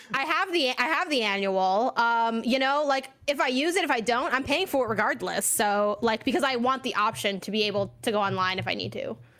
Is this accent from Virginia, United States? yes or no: no; Chicago, Illinois, United States; moved away; also born or lived in California; I'm from Chicago, Illinois specifically